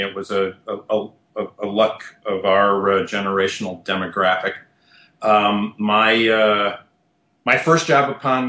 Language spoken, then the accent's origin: English; Midwest, United States; also born or lived in Michigan / New York / Tennessee; now in Nashville, United States; I was born in the Midwest, was an undergraduate at the University of Michigan